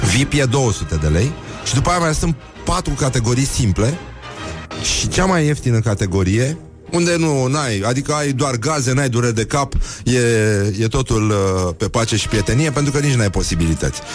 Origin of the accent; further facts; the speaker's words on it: Brăila, Brăila County, Romania; eu sunt din Brăila, Brăila nu e Moldova